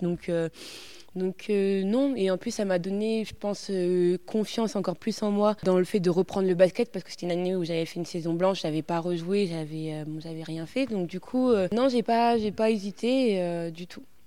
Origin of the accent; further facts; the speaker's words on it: Poitiers, Nouvelle-Aquitaine, France; moved away as an adult; also born or lived in Grenoble; je suis originaire de Poitiers. Je suis née à Poitiers.